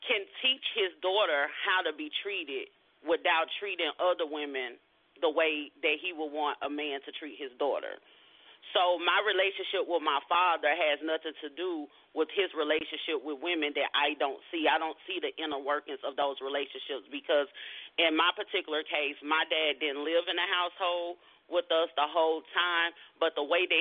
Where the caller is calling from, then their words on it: Arlington, Texas, United States; I am calling from Arlington, Texas.